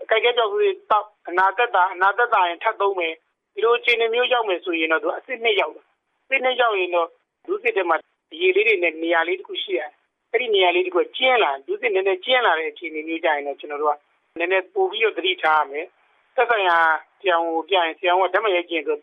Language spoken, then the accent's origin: Burmese; Myanmar